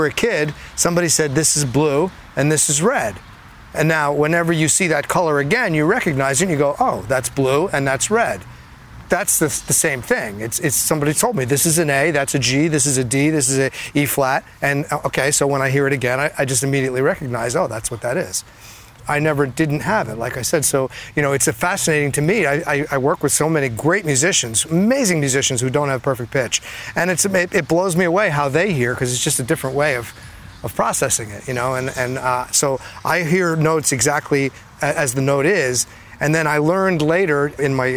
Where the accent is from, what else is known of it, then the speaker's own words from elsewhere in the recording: Edison, New Jersey, United States; I grew up in Edison, New Jersey